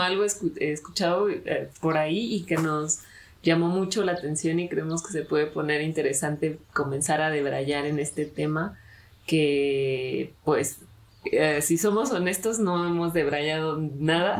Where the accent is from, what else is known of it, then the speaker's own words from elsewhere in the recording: Mexico; aquí en mi país, en México